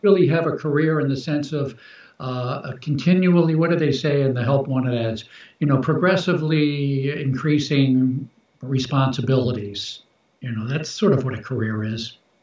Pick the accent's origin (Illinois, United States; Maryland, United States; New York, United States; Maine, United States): Maryland, United States; Baltimore; I was born in Baltimore, Baltimore, Maryland